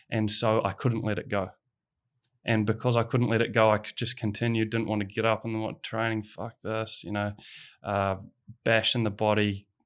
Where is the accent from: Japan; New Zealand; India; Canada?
New Zealand; growing up in New Zealand